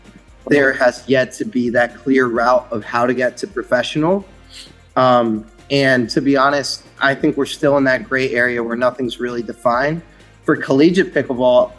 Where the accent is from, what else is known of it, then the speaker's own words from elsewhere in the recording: Pittsburgh, Pennsylvania, United States; I'm from Pittsburgh